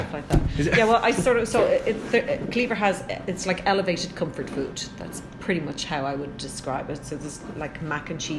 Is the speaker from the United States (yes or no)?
no; Ireland; moved away as an adult; now in Calgary, Canada; I'm from Ireland, and where I was living, there was cows living literally across the road from my house.